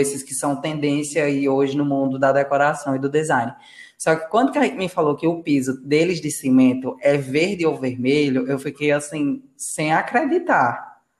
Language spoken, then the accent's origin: Portuguese; Rio Grande do Norte, Brazil; now in Paraíba, Brazil; no estado que eu nasci, que é no Rio Grande do Norte. Aqui na Paraíba eu já sinto uma leve diferença.